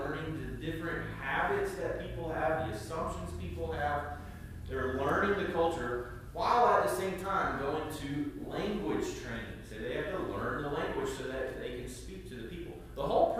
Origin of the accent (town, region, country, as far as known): United States; also born or lived in Ireland; now in Batesburg-Leesville, United States